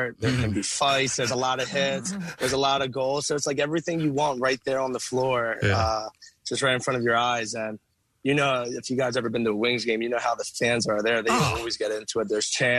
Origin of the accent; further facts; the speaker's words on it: Abington, Pennsylvania, United States; When I was a little kid, I grew up in Abington